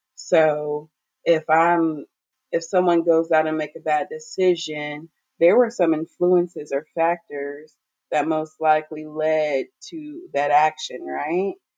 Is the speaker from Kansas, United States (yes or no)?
no; Garland, Texas, United States; now in Austin, United States; I am from the Dallas, Texas area. I grew up um, specifically in Garland. I am Nigerian, but I've lived in the States my whole life.